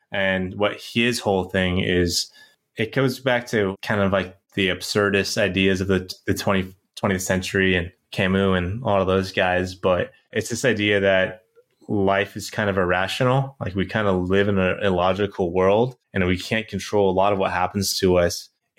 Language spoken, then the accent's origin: English; San Francisco, California, United States; I'm from San Francisco, so and I know Sky's up in Seattle, so it's part of our uniform.